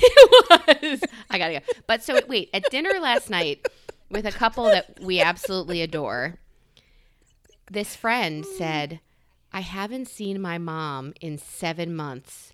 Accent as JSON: {"language": "English", "region": "New York", "country": "United States", "said": "I'm a New Yorker"}